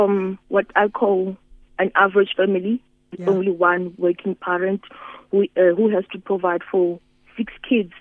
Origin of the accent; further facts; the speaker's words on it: Musina, Limpopo, South Africa; I come from Musina, which is a really technology disadvantaged area. Here we don't have certain townships where we don't have electricity